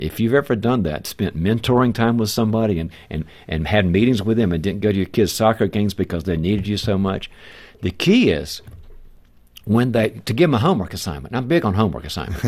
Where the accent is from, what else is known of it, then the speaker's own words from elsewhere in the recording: the South, United States; moved away; I'm originally from the South